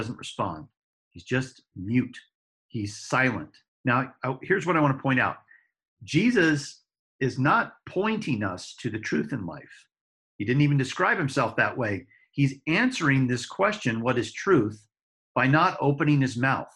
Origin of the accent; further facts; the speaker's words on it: Denver, Colorado, United States; my hometown, Denver